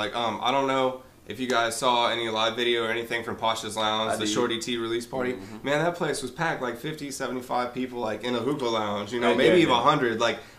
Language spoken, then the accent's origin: English; Bentonville, Arkansas, United States; also born or lived in Kansas City; I was actually born in Kansas City, and then I moved down here when I was younger. But like, I lived in Bentonville for most of my like teenage life. So, like most of my college life.